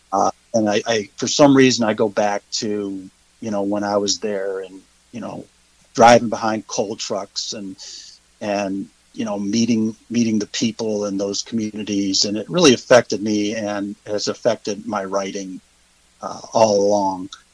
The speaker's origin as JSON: {"language": "English", "town": "Cleveland", "region": "Ohio", "country": "United States", "also_born_or_lived": "Georgia / Kentucky", "moved": "as an adult", "lives_now": "Hilton Head Island, United States", "said": "I'm originally from Cleveland, Ohio"}